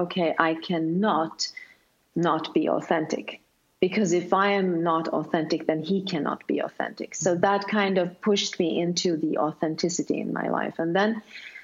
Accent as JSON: {"language": "English", "country": "Sweden", "first_language": "Swedish", "second_language": "English", "said": "since I am from Sweden, then Swedish is my first language"}